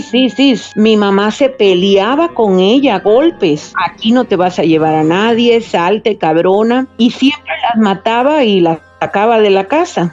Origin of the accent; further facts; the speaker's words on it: Havana, Cuba; moved away as an adult; also born or lived in Mexico; yo crecí en La Habana pero mataperría en el campo